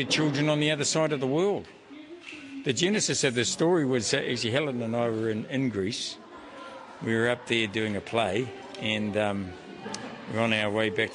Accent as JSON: {"language": "English", "country": "New Zealand", "said": "being a polite Māori from Ngāti Toa here in Aotearoa"}